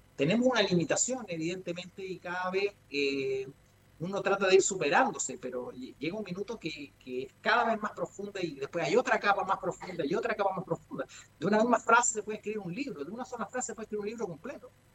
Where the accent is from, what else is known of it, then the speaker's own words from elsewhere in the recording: Ecuador; moved away; Yo viví en Ecuador. Mi infancia pasé en Ecuador